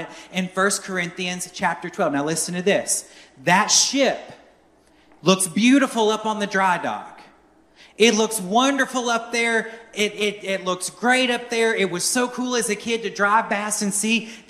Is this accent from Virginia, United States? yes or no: yes; near Norfolk, Virginia, United States; now in Belleville, Arkansas, United States; I grew up on the East Coast, and I grew up near Norfolk, Virginia, where one of the largest shipbuilding operations in the world is